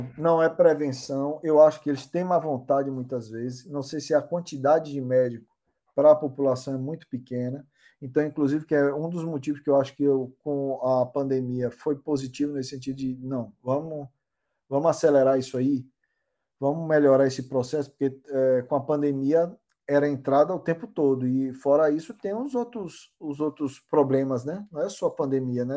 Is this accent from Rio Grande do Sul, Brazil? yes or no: no; Bahia, Brazil; accent: Baiano; moved away as an adult; now in Limerick, Ireland; eu vi o sotaque baiano. Eu, porra, a é minha raiz, né, porra? Onde eu cresci